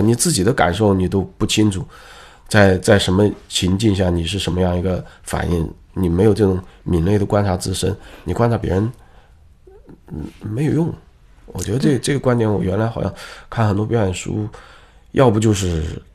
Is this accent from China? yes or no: yes; China; 可能特别我们东方人或者我们中国人的特性吧